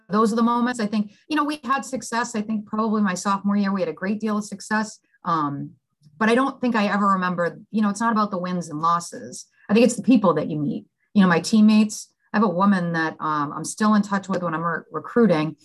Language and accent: English; Billerica, Massachusetts, United States; I grew up outside of Boston, a little town called Billerica, Mass